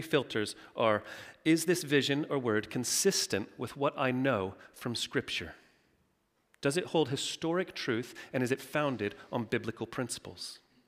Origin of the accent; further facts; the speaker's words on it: Texas, United States; Now, I'm from Texas. You may not have thought that from my accent, but when I do go home and I speak to my mom, it's all, "Howdy, y'all.